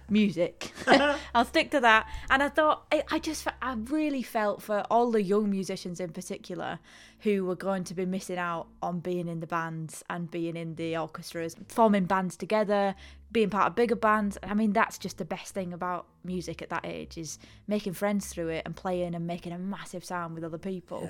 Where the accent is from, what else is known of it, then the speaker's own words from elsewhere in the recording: Ulverston, North West England, United Kingdom; I'm from Ulverston, which is so far away from here.